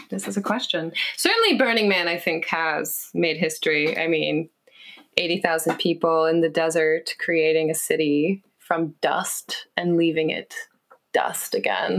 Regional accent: West Coast, United States; moved away; growing up on the West Coast

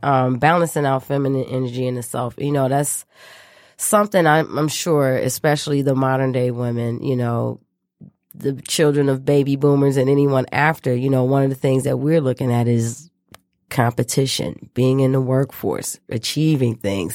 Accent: Michigan, United States; back to my home state of Michigan, where I was born and raised.

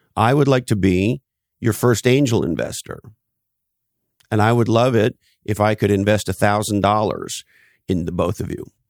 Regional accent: Canada; moved away; I grew up in Canada

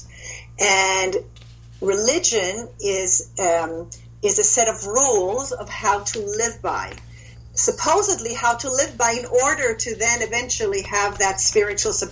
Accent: Israel; moved away; I was born and raised in Israel to a Jewish, Israeli, but Polish father and a Swedish Protestant Christian mother

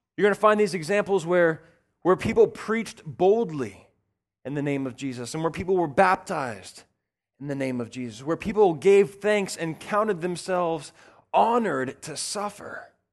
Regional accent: the South, United States; I grew up in the South

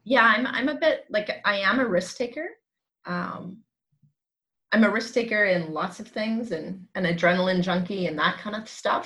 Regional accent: Langley, British Columbia, Canada; born and raised actually in Langley, BC

